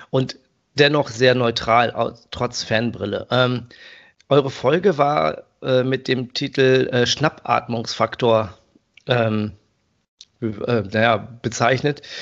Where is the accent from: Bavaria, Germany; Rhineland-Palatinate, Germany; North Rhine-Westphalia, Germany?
North Rhine-Westphalia, Germany; Paderborn; in meiner alten Heimat Paderborn